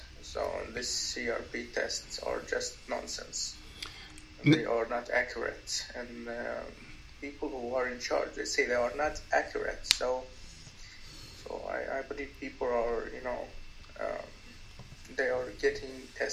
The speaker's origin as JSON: {"language": "English", "town": "Stockholm", "region": "Stockholm County", "country": "Sweden", "said": "I'm from Stockholm, Sweden"}